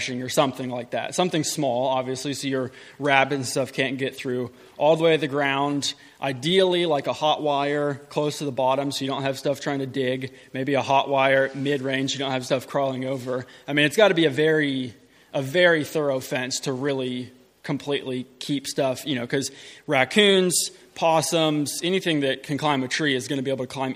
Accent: Middle Tennessee, United States; I'm from Middle Tennessee. We have a farm there

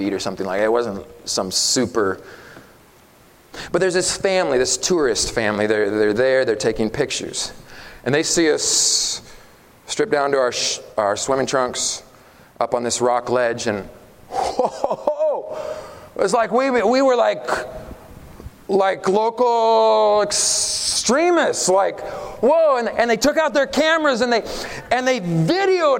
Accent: Oregon, United States; I'm from Oregon, grew up in Oregon

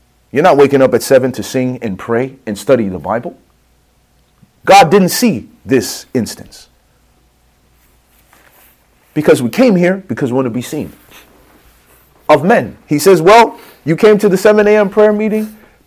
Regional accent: Chicago, Illinois, United States; I'm from the streets, man. I'm from Chicago

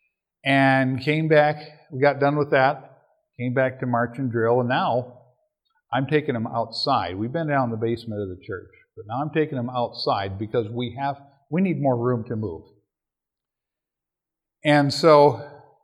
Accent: Minnesota, United States; I'm from Minnesota.

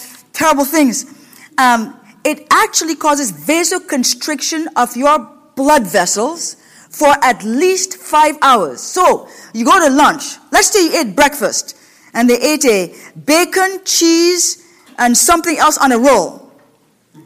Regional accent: Washington, United States; now in Ohio, United States; a lot of skinny people in Washington State, where I come from

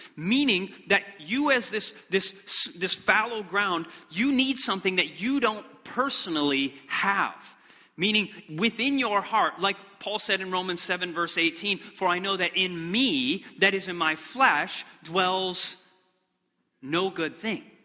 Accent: Michigan, United States; moved away; I'm originally from Michigan, and we wanted to go back

